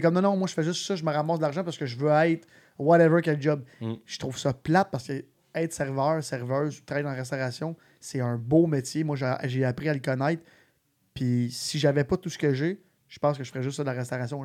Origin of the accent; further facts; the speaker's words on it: Sainte-Martine, Quebec, Canada; je venais de Sainte-Martine